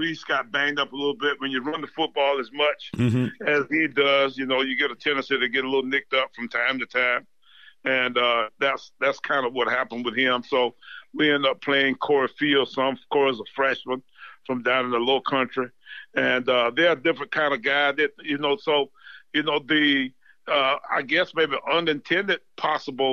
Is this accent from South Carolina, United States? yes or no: yes; Orangeburg, South Carolina, United States; I'm actually from Orangeburg, or right in the country, right outside of Orangeburg